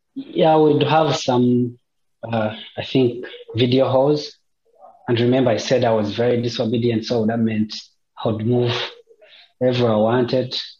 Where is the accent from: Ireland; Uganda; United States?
Uganda; moved away as an adult; I've lived with Christians, my family, for 25 years. Uganda is a Christian nation